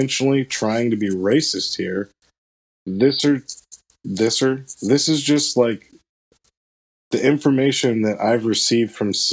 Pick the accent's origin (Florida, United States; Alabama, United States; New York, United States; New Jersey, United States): Florida, United States; now in Michigan, United States; I'm from Florida